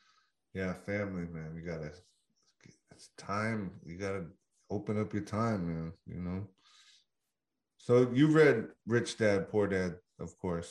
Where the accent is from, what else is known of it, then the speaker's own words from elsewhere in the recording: San Francisco, California, United States; growing up in San Francisco